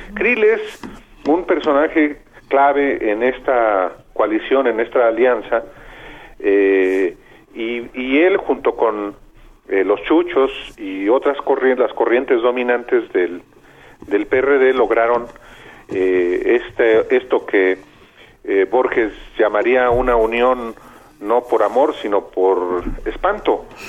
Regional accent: Lagos de Moreno, Jalisco, Mexico; moved away; Yo soy de Lagos de Moreno, Jalisco

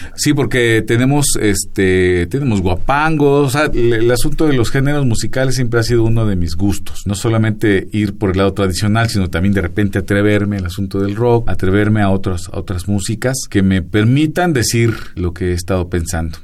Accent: Ecatepec, State of Mexico, Mexico; precisamente de donde yo vengo se llama Tulpetlac, Santa María Tulpetlac

